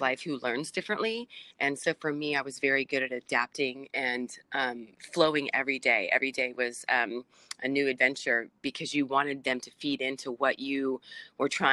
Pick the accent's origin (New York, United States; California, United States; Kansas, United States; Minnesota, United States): California, United States; San Diego; I'm from San Diego